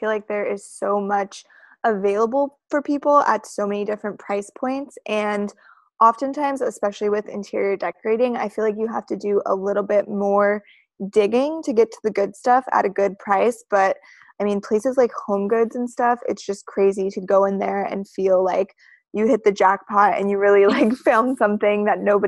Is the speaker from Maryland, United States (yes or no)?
no; Reno, Nevada, United States; now in Los Angeles, United States; originally I am from Reno, Nevada